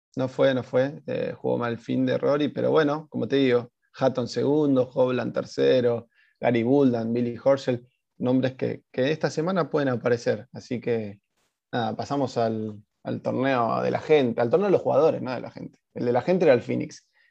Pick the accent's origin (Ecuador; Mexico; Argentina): Argentina; y nosotros somos argentinos